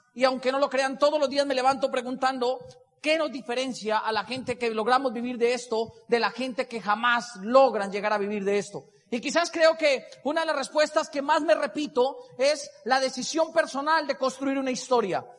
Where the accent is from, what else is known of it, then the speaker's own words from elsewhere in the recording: Boyacá, Colombia; moved away; also born or lived in Bogotá; Soy boyacense de pura raza. Soy de esos boyacenses de cepa, cepa, cepa, de esos que en algún momento se les coloreteó acá. Y crecí con toda la crianza boyacense